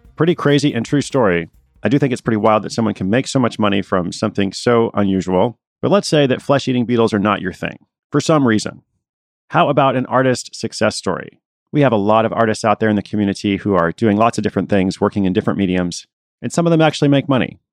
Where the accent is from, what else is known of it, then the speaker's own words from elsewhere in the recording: Portland, Oregon, United States; that's my hometown too.